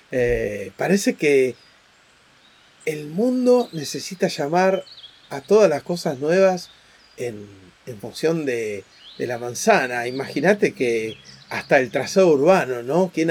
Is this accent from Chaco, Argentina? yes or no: no; Buenos Aires, Argentina; somos universales y a la vez somos porteños.